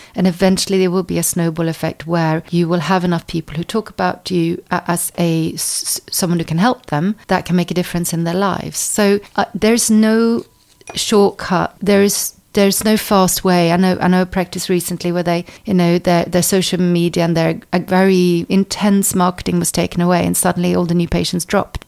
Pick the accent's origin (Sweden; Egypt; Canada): Sweden; Stockholm, Stockholm County; moved away as an adult; also born or lived in United States; now in England; I was born in the States uh, by Norwegian parents. And then when I was four, my parents moved to Stockholm. So I was brought up in Sweden